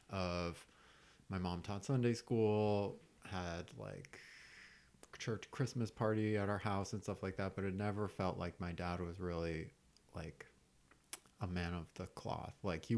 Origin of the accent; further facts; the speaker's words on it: New Mexico, United States; also born or lived in Texas; Yeah, I grew up in the Southwest in New Mexico and Texas, but both my parents are Yankees.